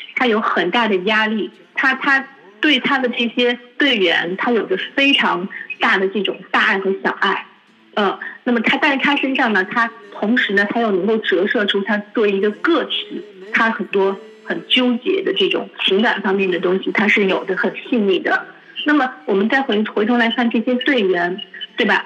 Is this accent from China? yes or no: yes; China; 我们中国人的价值观